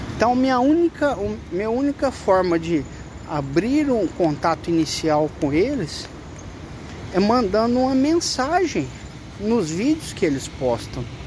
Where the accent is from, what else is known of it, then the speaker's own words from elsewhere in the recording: São José do Rio Preto, São Paulo, Brazil; Eu tenho vivido aqui em Rio Preto, porque eu sou de São José do Rio Preto, resido aqui